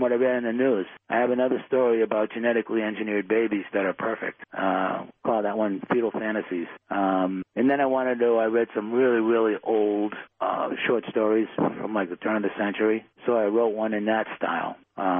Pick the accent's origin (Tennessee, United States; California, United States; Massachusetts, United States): Massachusetts, United States; Boston; I grew up in Dorchester in Boston.